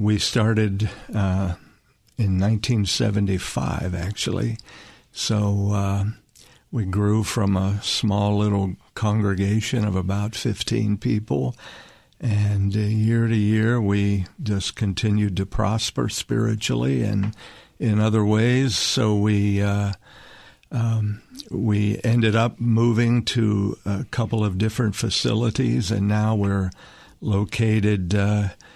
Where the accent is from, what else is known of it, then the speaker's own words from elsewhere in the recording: East Liverpool, Ohio, United States; I grew up in East Liverpool, Ohio